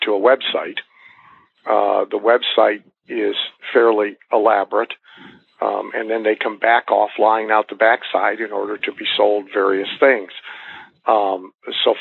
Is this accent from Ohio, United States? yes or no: yes; Bath, Ohio, United States; moved away; I'm from Bath, Ohio.